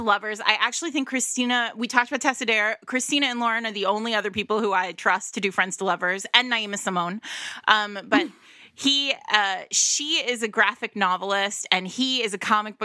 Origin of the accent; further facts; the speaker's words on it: Rhode Island, United States; They always know I'm from Rhode Island because Rhode Island has its own language.